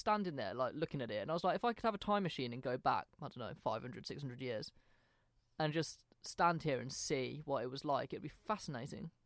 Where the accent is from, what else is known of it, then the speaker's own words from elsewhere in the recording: England, United Kingdom; I'm English